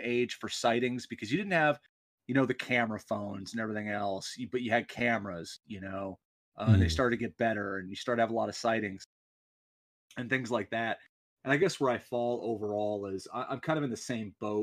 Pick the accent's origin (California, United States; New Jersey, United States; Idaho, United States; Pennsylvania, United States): California, United States; Southern; Growing up in Southern California